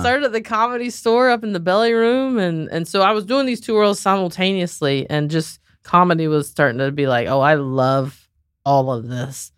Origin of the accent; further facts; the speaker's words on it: Southern, United States; accent: Southern; also born or lived in Raleigh, North Carolina; I'm, like, this Southern girl